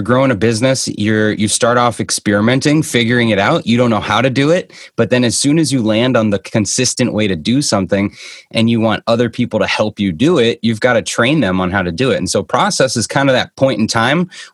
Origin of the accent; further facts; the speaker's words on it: Boston, Massachusetts, United States; now in Scottsdale, Arizona, United States; I'm originally from the Boston area, kind of where I am right now